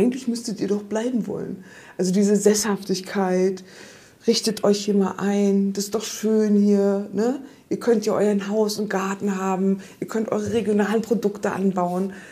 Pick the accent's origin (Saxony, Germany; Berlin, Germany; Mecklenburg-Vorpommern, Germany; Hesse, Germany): Mecklenburg-Vorpommern, Germany; Rostock; now in Lausitz, Germany; Ja, ich bin weggegangen, ich bin aus Rostock weggegangen. Ne? Und jetzt lebe ich in der Lausitz. ich jetzt eigentlich die ganze Zeit denken, eigentlich müsste ich wieder nach Rostock zurück, weil da komme ich ja eigentlich her.